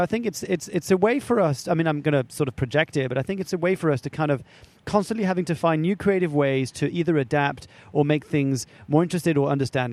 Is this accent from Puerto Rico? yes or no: no; France; moved away; I was brought up in France